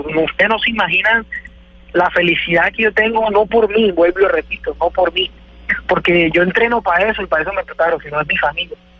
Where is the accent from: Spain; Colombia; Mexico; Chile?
Colombia; mi tierra